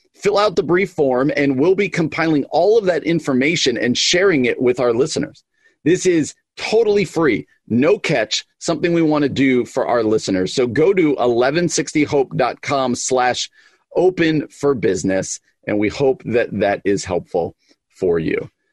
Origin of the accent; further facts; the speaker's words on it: East Coast, United States; I grew up on the East Coast